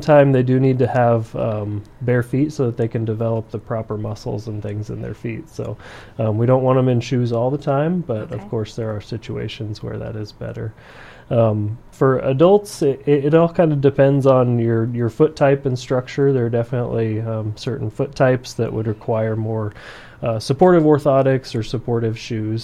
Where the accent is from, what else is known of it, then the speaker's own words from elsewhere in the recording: central Iowa, United States; moved away as an adult; now in Brookings, United States; I am originally from Iowa, central Iowa. Um, that's where I did all of my, my school and residency and everything